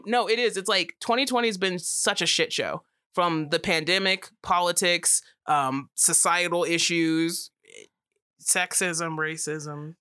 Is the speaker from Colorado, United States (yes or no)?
yes; Colorado, United States; We're from Colorado